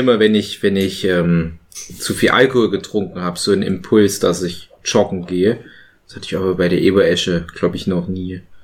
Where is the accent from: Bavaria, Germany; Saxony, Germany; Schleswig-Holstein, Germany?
Saxony, Germany; Erzgebirge; bin ja auch aus dem Erzgebirge